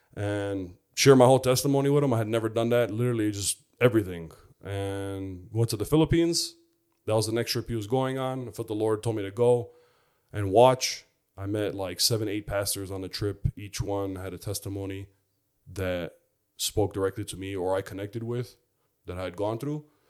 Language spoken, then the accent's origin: English; Chicago, Illinois, United States; I grew up in Chicago